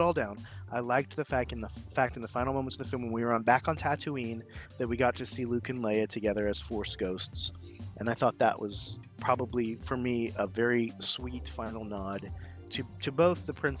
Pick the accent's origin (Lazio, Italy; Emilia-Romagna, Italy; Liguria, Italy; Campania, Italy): Campania, Italy; Naples; I was born in Naples, Italy